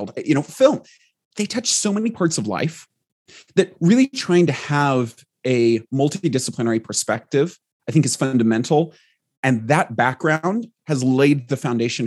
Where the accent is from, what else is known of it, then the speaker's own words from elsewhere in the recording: Southern California, United States; I grew up in Southern California, primarily in a small mountain town where it actually snows.